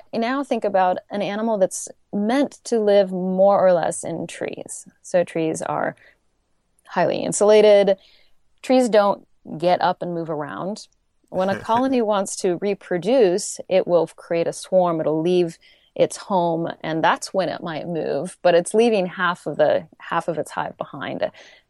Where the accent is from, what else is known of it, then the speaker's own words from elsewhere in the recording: California, United States; now in Portland, United States; I just moved to Portland and I'm from the Bay Area.